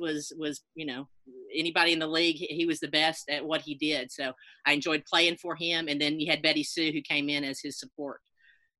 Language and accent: English; East Ridge, Tennessee, United States; accent: Southern; I have a Southern accent, so I am from here. I grew up in Eastridge, Tennessee